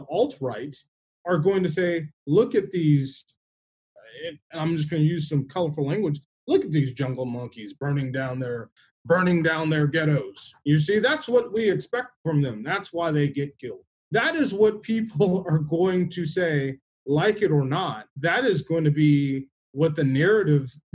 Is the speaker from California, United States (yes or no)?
yes; Los Angeles, California, United States; moved away; also born or lived in Texas; I've lived in every major city in Texas and grew up in Los Angeles.